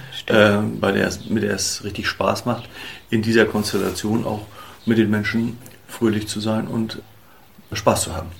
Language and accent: German; Hamburg-Jenfeld / Kuddewörde area, Schleswig-Holstein, Germany; also born or lived in Müssen; Ich bin bodenständig und stamme hier aus der Region